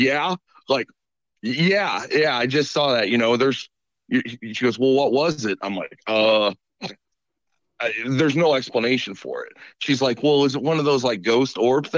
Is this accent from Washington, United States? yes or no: no; Woodson, Illinois, United States; I grew up in Woodson